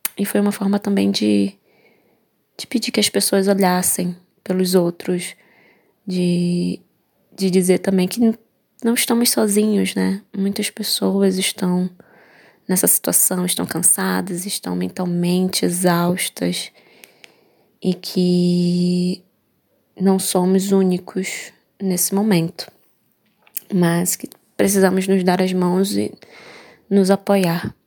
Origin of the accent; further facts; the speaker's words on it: Manaus, Amazonas, Brazil; sou de Manaus, Amazonas